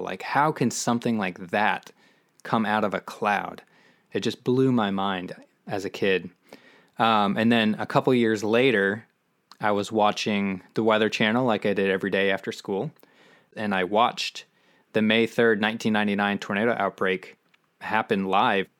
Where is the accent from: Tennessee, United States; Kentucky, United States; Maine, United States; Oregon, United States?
Maine, United States; moved away as an adult; now in Austin, United States; growing up in Maine